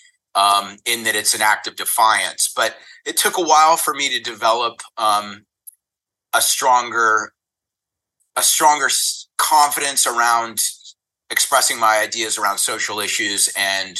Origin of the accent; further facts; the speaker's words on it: the South, United States; now in Los Angeles, United States; I grew up in the South. It was pretty conservative.